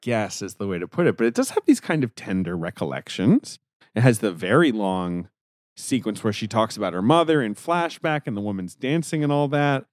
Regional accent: London, United Kingdom; moved away; also born or lived in New York City; in Britain, where I grew up, in London, England

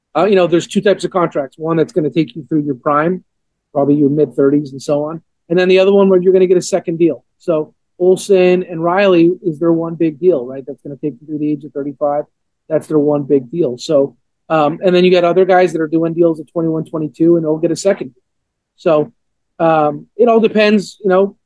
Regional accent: Montreal, Quebec, Canada; born or raised there; now in Atlanta, United States

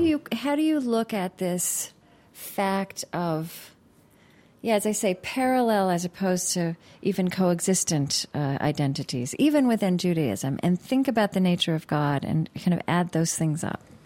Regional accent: United States; as an American

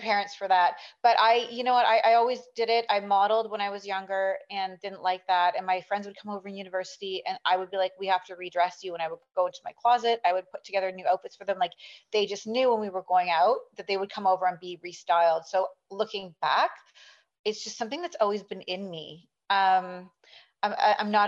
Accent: South Africa; now in Canada; I grew up in actually South Africa

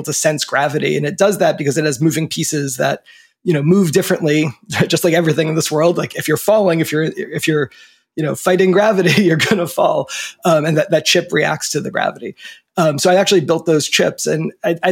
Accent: New Jersey, United States; moved away; also born or lived in Washington, D.C. / Basque Country, Spain / San Francisco; I grew up in New Jersey, right near the ocean, and just you know, the beach where the land hits the water.

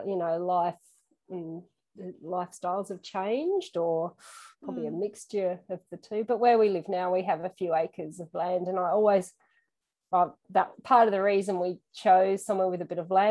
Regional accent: George Town, Tasmania, Australia; also born or lived in West Tamar, Tasmania; I actually grew up in Georgetown

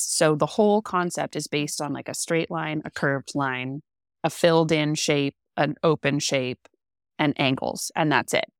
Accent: Central Coast, California, United States; I'm from California, born and bred, California raised. Um, I grew up on the Central Coast, which was magical.

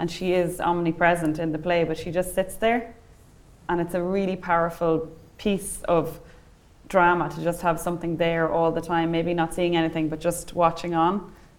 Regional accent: Dundalk, Leinster, Ireland; I'm from Dundalk on the border.

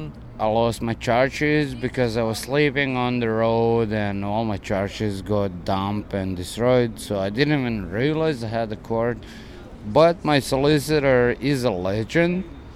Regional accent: Croatia; born or raised there; English is a second language; moved away as an adult; now in Dublin, Ireland

